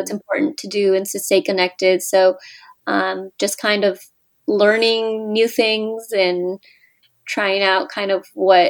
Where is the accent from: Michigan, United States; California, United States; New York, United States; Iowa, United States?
California, United States; moved away as an adult; also born or lived in Mexico; now in Washington, D.C., United States; I grew up in California, born in Mexico, and I'm blind